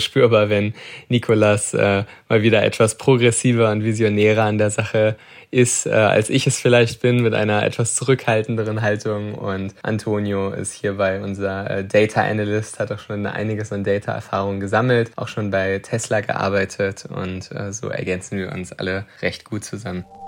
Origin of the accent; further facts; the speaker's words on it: Germany; ich äh, bin mein ganzes Leben lang schon in Deutschland